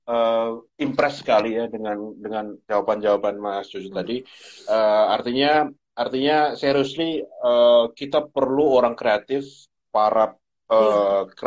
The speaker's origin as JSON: {"language": "Indonesian", "town": "Surabaya", "region": "East Java", "country": "Indonesia", "said": "saya kebetulan dari Surabaya Barat, kita ketemu di Surabaya Barat, nanti ketemu dengan keluarga saya"}